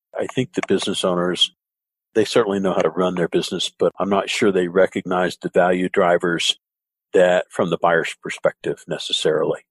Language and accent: English; the South, United States; I grew up in the South